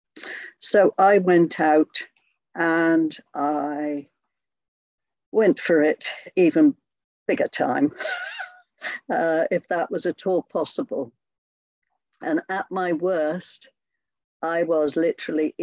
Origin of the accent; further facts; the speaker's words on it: Hereford, West Midlands, United Kingdom; I'm from Hereford in the UK. And for those of you that don't know, Hereford is right over on the west of England, almost bang slap on the Welsh border